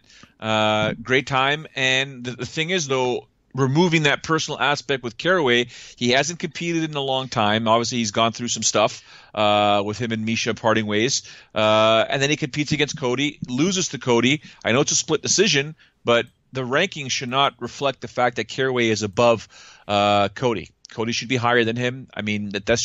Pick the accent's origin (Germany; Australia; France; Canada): Canada; being Canadian